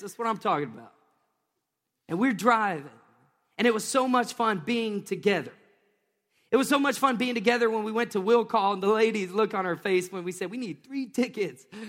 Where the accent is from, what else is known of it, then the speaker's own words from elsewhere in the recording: Tennessee, United States; moved away; I grew up in Tennessee